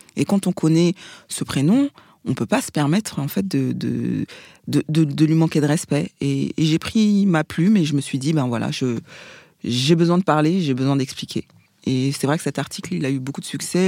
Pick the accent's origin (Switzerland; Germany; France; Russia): France; Paris, Île-de-France; also born or lived in Seine-Saint-Denis; je suis parisienne. Je suis née euh, à l'hôpital Saint-Antoine, dans le deuxième arrondissement. On a habité euh, dans le 19e pendant des années avant de déménager dans, dans le 93.